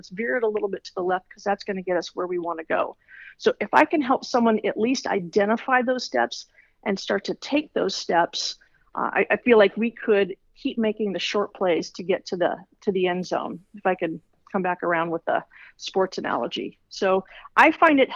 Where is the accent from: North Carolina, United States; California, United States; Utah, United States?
California, United States; Los Angeles; Born and raised in Los Angeles.